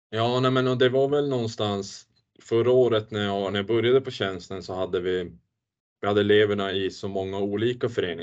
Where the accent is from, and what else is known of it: Luleå, Norrbotten County, Sweden; born or raised there